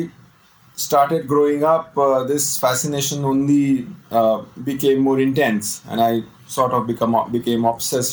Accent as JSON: {"language": "English", "town": "Allahabad", "region": "Uttar Pradesh", "country": "India", "tie": "born or raised there", "moved": "yes", "said": "I was born in Allahabad. I did my schooling from there, from St. Joseph's."}